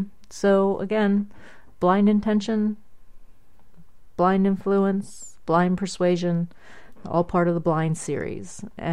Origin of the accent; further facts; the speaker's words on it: Middletown, Ohio, United States; And I'll be having some in my hometown of Middletown, Middletown, Ohio, at various places there.